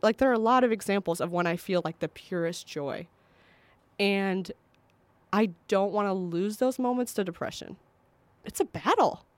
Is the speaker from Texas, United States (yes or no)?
no; Northwest Indiana, United States; where I grew up in Northwest Indiana